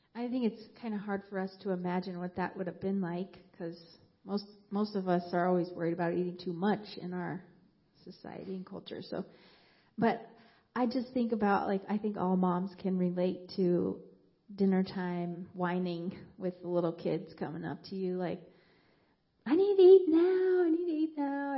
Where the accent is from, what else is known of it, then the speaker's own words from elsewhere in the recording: Moab, Utah, United States; moved away; I grew up in Moab, Utah, in a Christian family